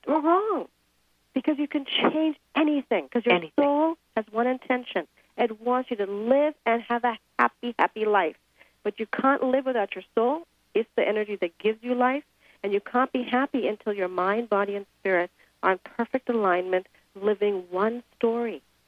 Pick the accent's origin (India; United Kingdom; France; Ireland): India; moved away; I grew up in India.